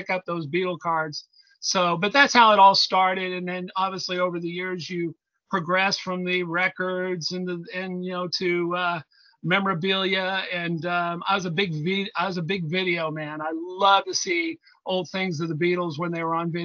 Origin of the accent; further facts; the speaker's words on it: Indianapolis, Indiana, United States; I'm from Indianapolis, Indiana